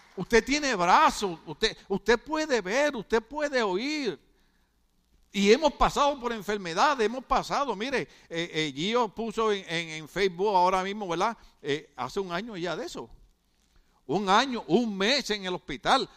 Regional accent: Puerto Rico; moved away as an adult; now in California, United States; nosotros somos boricuas

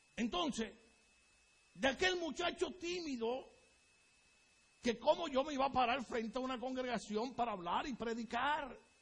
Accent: Puerto Rico; moved away as an adult; now in United States; Pero en mi país, les repito, dirían, ay bendito

